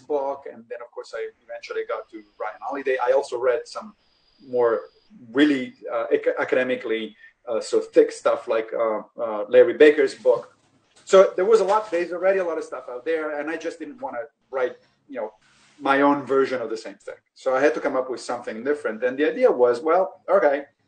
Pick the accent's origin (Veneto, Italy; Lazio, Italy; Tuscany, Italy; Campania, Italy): Lazio, Italy; Rome; I grew up in Italy in Rome